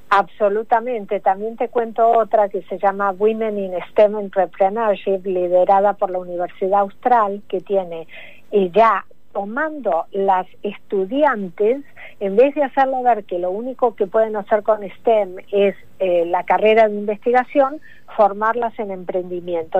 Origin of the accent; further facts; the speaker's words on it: Argentina; now in United States; como argentina que soy, aunque vivo hace mucho en Estados Unidos